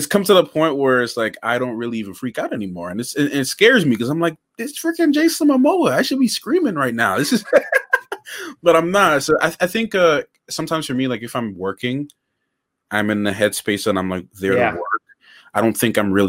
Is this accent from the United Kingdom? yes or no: no; Grenada; I was born in Grenada